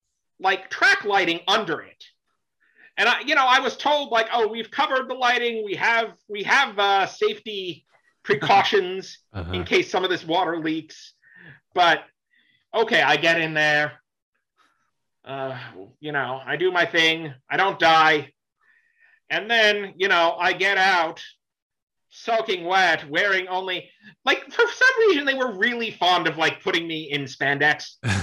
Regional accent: Florida, United States; moved away; also born or lived in New York / Boston; I grew up in Florida, but before that I grew up in New York

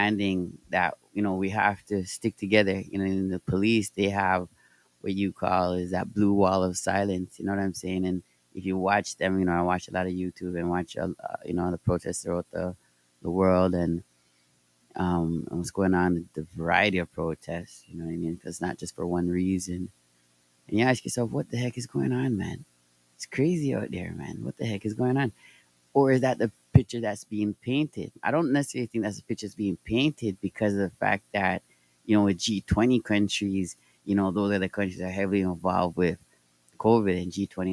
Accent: Toronto, Ontario, Canada; I'm from Toronto, Canada.

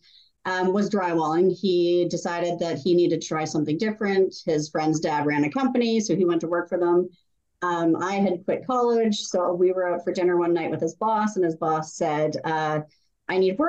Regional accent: Canada; I love being Canadian.

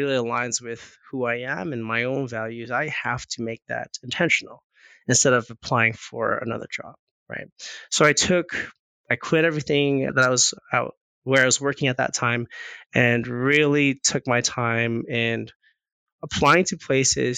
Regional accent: Winnipeg, Manitoba, Canada; now in Calgary, Canada; I was born in Winnipeg, actually. Born in Winnipeg, I moved here in 99

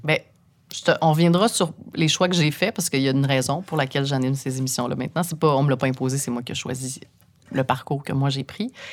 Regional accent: Saint-Eustache, Quebec, Canada; j'ai grandi à Saint-Eustache

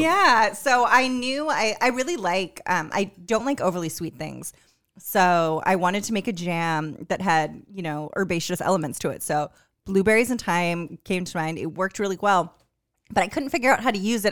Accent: California, United States; moved away; also born or lived in Newport News, Virginia; growing up in California

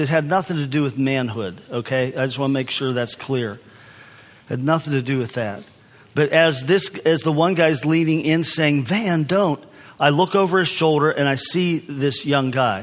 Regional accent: United States; I'm from the United States. I'm from America.

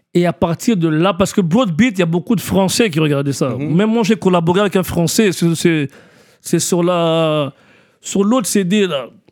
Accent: Montreal, Quebec, Canada; also born or lived in Kinshasa, Democratic Republic of the Congo; J'ai grandi à Parkex

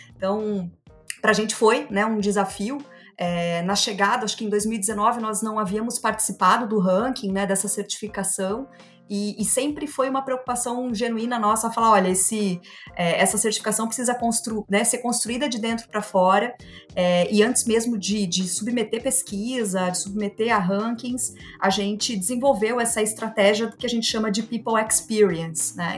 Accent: Joinville, Santa Catarina, Brazil; eu sou joinvilense, né? Quase uma raridade. Nasci, me formei na cidade de Joinville, sigo trabalhando por aqui.

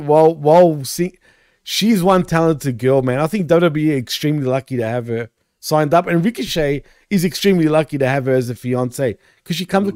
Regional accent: Australia; I'm Australian

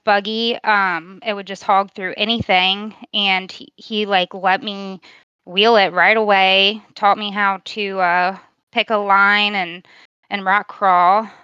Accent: Virginia, United States; I'm from Virginia, born and raised

